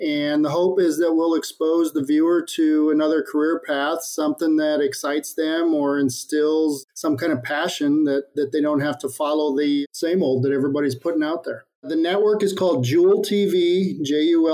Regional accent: Midwest, United States; I grew up in the Midwest on a small town farm

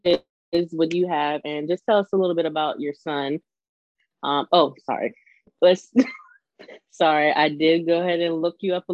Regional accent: the South, United States; we're from the South

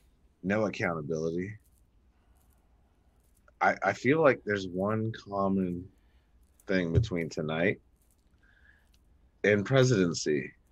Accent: Canada; I'm Canadian.

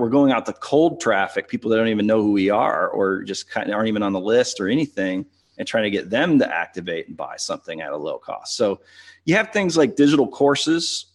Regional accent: St. Louis, Missouri, United States; I'm from Saint Louis

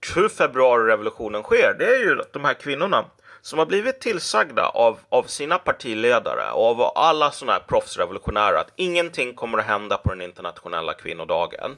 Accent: Sweden; som svensk

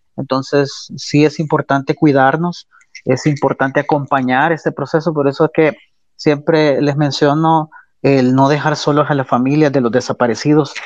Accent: El Salvador; la moral y la ética que nos caracteriza como salvadoreños

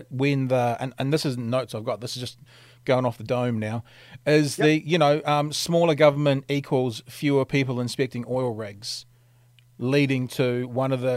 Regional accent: New Zealand; I'm from New Zealand

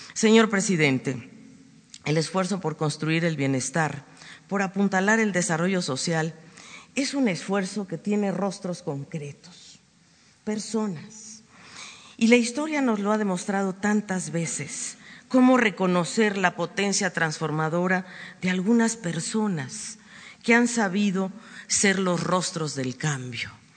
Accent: Mexico; de este pueblo generoso y cálido, mi pueblo

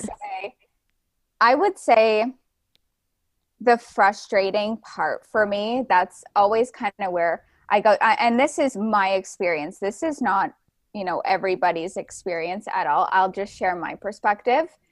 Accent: Ontario, Canada; moved away; also born or lived in Vancouver, British Columbia; I was originally from, um, Ontario in, in Canada. I moved to the West Coast to Vancouver, B C.

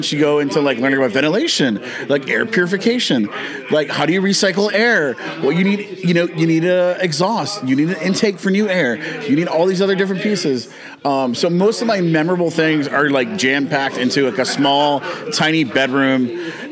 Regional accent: Texas, United States; moved away as an adult; also born or lived in Seattle; originally from Texas. Then I moved to Seattle for about 8 years for work

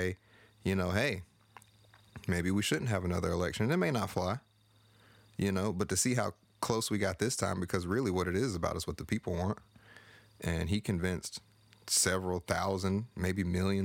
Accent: North Carolina, United States; I'm from North Carolina.

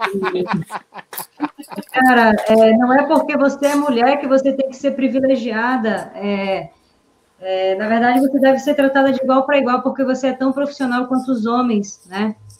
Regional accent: Manaus, Amazonas, Brazil; moved away as an adult; also born or lived in São Paulo; o meu grande sonho também de sair de Manaus

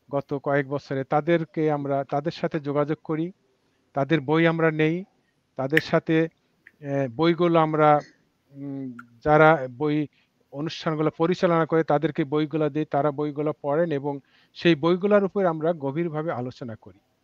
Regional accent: Bangladesh; now in Washington, D.C., United States; আমরা যখন বাংলাদেশে সত্তরের দশকে আশির প্রথম দশকের প্রথম দিকে বড় হয়েছি

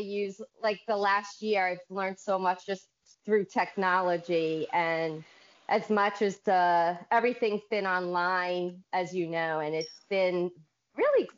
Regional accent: Bridgewater, New Jersey, United States; I am from Bridgewater, New Jersey, all the way in the United States

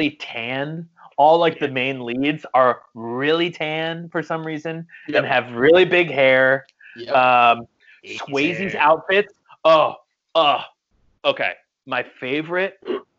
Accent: Iowa, United States; growing up in Iowa

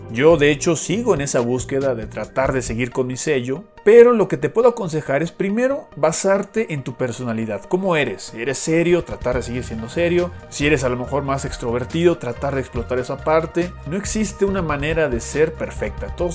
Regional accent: Mérida, Yucatán, Mexico; accent: Yucatec; yo nací en Mérida, Yucatán, yo soy yucateco. Entonces yo tenía el acento yucateco que es bastante peculiar, muy arraigado.

